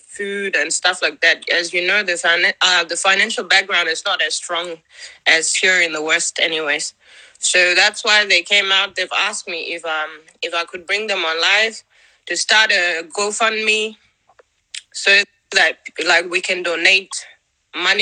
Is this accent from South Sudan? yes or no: yes; Yirol, Lakes, South Sudan; now in Australia; I'm from Yirol as well, Lake State